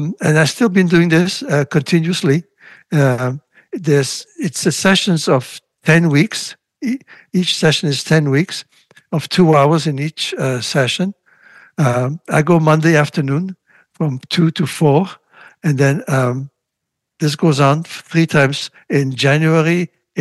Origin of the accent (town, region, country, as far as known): Latvia; born or raised there; first language Russian; English is a second language; now in Montreal, Canada